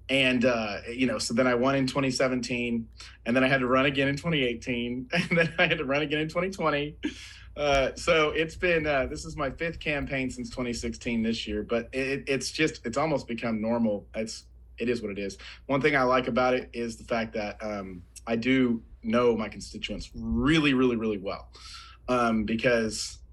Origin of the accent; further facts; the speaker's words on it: Oklahoma, United States; also born or lived in Colorado; So I am a lifelong Oklahoman. I mean, I've lived in other places, but I was born and raised here in Oklahoma.